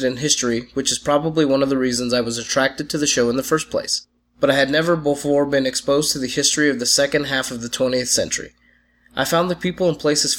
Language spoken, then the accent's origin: English; Georgia, United States; Growing up in Georgia